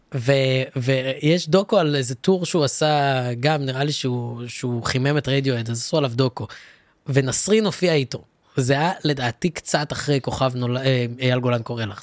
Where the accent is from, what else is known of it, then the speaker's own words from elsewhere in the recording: Ra'anana, Central District, Israel; גם אני גדלתי ברעננה, אני גדלתי בין אשכנזים